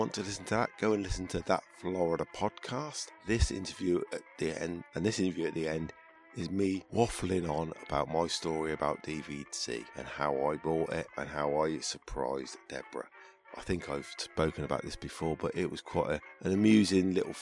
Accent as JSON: {"language": "English", "country": "United Kingdom", "said": "as a Brit"}